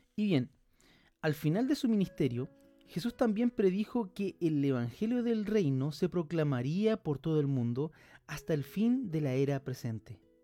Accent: Chile; nosotros somos de Chile, yo pertenezco a, una, la iglesia Comunidad del Camino

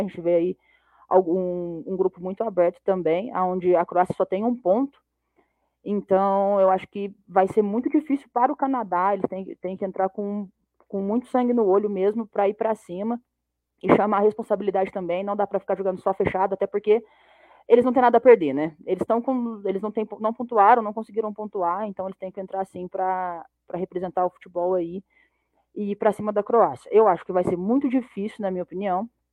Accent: Brazil; Eu, como brasileira

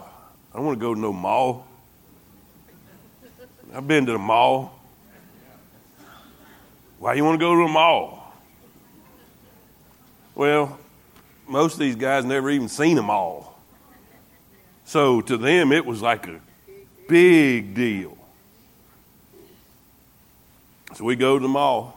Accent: United States; accent: redneck; I'm from the U.S.

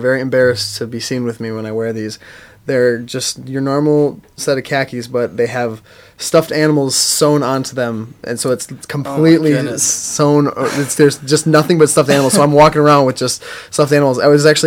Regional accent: Wisconsin, United States; moved away; I'm from Wisconsin originally

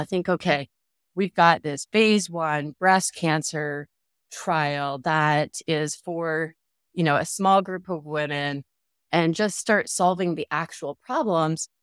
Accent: Canada; now in Phoenix, United States; I live in Phoenix, Arizona, um, but I'm originally from Canada

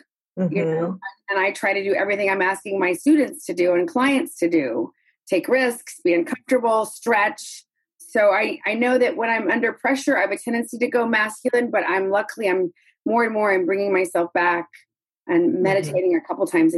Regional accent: the South, United States; moved away; also born or lived in New York City; I came from the South. So I was sort of like Southern and sweet

